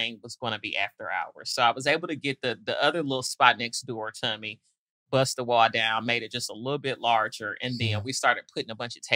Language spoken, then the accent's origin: English; Detroit, Michigan, United States; also born or lived in Nashville, Tennessee; now in Atlanta, United States; I grew up in Detroit, but moved to Nashville in my younger days